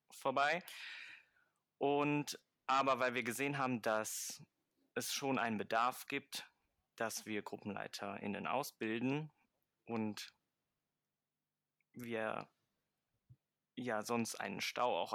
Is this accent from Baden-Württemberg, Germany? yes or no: no; Mönchengladbach, North Rhine-Westphalia, Germany; Ich komme aus Mönchengladbach-Fenn